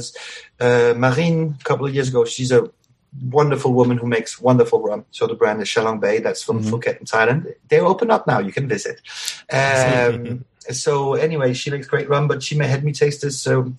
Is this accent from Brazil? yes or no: no; Mauritius; moved away; also born or lived in Venezuela; I grew up on Mauritius